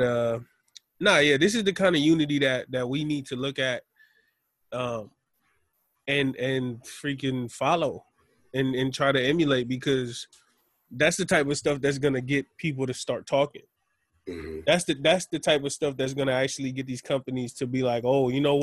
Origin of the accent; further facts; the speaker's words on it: United States; how we were raised in America